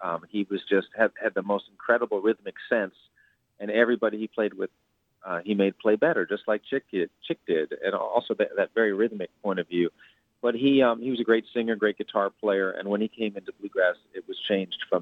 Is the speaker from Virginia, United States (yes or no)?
no; New York City, New York, United States; I come from New York City